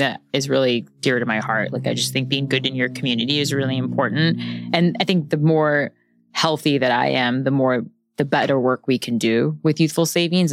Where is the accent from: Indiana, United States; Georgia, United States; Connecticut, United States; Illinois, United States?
Illinois, United States; Chicago; moved away as an adult; also born or lived in Bentonville, Arkansas / Los Angeles; now in New York, United States; I grew up in Chicago